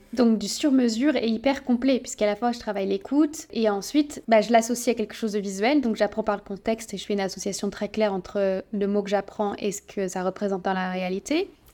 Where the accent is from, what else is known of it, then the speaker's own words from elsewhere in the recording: France; on est beaucoup de Français